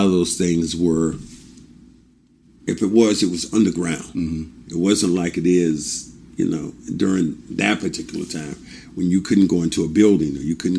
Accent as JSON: {"language": "English", "town": "Kinston", "region": "North Carolina", "country": "United States", "tie": "born or raised there", "said": "There was signs in my hometown of Kinston, North Carolina, colored and white"}